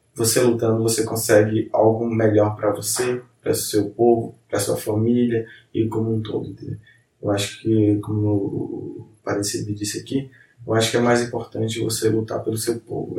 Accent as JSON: {"language": "Portuguese", "region": "Amazonas", "country": "Brazil", "said": "somos do Amazonas"}